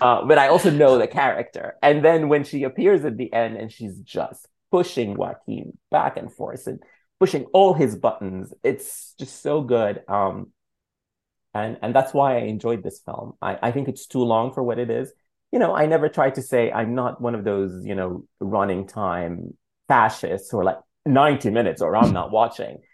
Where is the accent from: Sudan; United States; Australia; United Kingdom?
Sudan; moved away; I'm from Sudan.